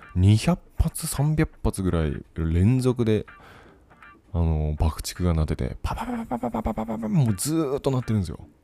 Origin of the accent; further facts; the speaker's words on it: Fukuoka, Japan; moved away as an adult; also born or lived in Kumamoto; now in Taiwan; 出身が福岡ですと。あ、自分と一緒